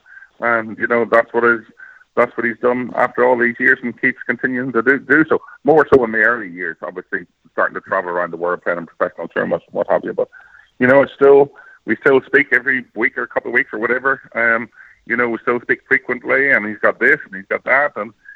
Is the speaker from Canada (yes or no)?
no; Ireland; especially as growing up in Ireland, you know, it was the one that, like any young kid, you know, you'd be practicing whatever